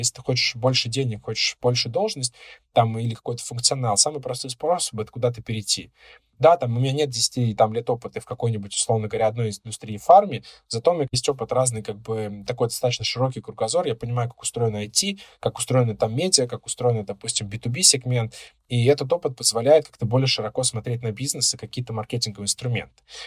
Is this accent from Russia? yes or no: yes; Moscow Oblast, Russia; я сначала поработал два с половиной года в Подмосковье в своем городе, откуда я родом, потом перевелся в Москву.